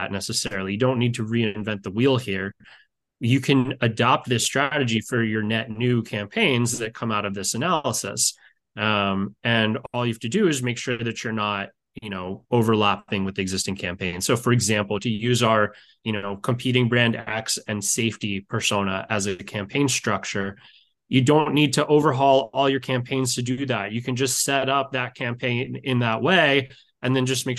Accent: Baltimore, Maryland, United States; I grew up in Baltimore, Maryland, where I still live

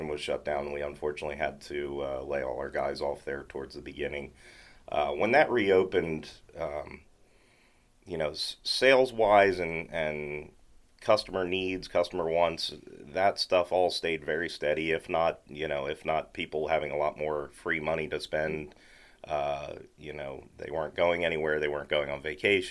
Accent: Lancaster, Pennsylvania, United States; moved away as an adult; also born or lived in Maytown, Pennsylvania; now in Mount Joy, United States; I grew up in Lancaster City

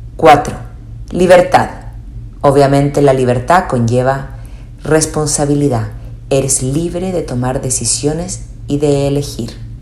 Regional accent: Chile; moved away as an adult; also born or lived in Spain; soy chilena, viví muchos años en España

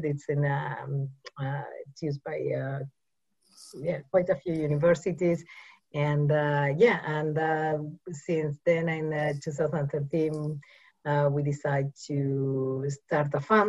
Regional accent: Uruguay; English is a second language; also born or lived in Mumbai, India; I'm originally from South America, Uruguay.

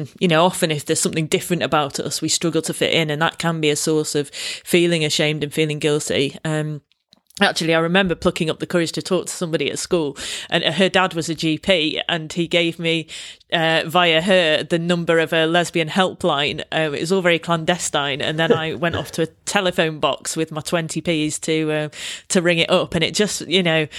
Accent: Manchester, North West England, United Kingdom; accent: Mancunian; moved away as an adult; also born or lived in London; I grew up in Manchester, went to university in London, and having a strong Mancunian accent

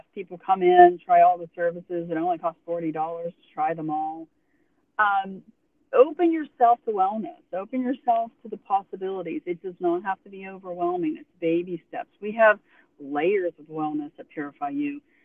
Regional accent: Pennsylvania, United States; now in Tuscaloosa, United States; I'm from Pennsylvania, so I've experienced the cold and the woods and being in that up in the mountains

